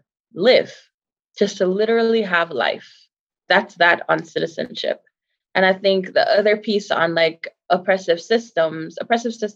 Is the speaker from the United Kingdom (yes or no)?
no; Jamaica; now in United States; a very proud Jamaican, right? Like, I'm so Jamaican